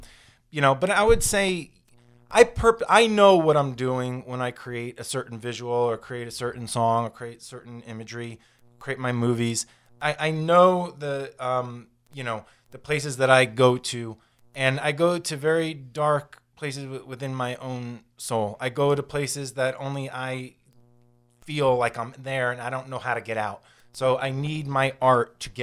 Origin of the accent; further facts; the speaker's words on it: Florida, United States; growing up in Florida